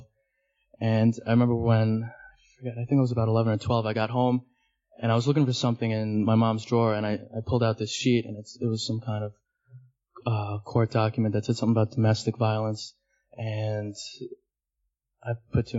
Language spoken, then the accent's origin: English; New York City, New York, United States; I'm from Manhattan. Grew up in Hell's Kitchen. Still live there.